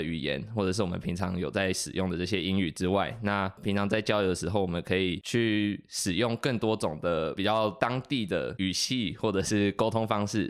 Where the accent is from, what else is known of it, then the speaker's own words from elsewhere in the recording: northern Taiwan, Taiwan; moved away as an adult; 像我是北部人，